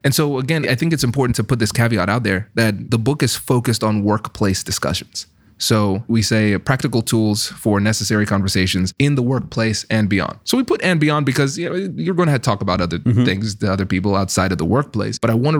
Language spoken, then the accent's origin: English; Tiffin, Ohio, United States; accent: Caribbean; So I'm from Tiffin, Ohio, mm-hmm. right? So I'm from those places that you were right. just describing, right? So imagine a Caribbean American guy, mm-hmm. the only black kid in the school and with a strong Caribbean accent.